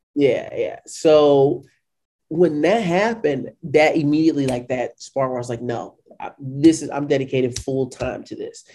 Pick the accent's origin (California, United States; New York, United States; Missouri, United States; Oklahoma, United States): Missouri, United States; St. Louis; also born or lived in Washington, D.C.; I was born and raised in St. Louis, Missouri.